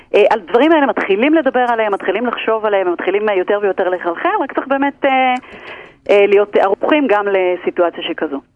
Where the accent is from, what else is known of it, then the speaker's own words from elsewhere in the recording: Israel; אנחנו כישראלים